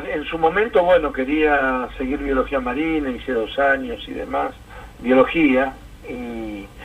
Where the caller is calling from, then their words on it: Lanús, Buenos Aires Province, Argentina; de Lanús